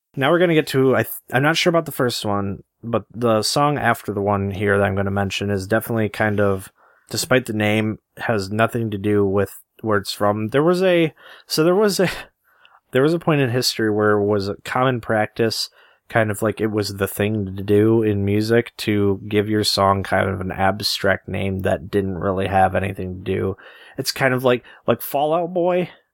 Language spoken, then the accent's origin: English; Michigan, United States; we're from Michigan